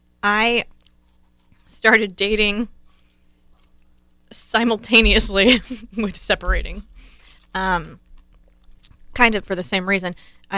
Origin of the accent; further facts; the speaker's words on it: Ohio, United States; I grew up in Ohio.